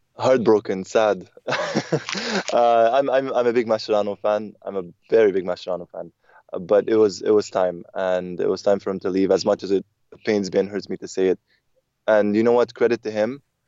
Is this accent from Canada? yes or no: yes; Canada; growing up in Canada, we had satellite television